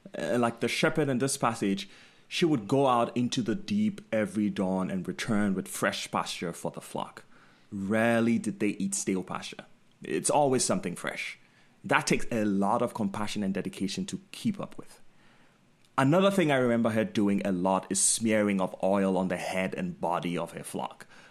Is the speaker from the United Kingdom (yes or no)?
no; Ghana; moved away; while I was growing up in Ghana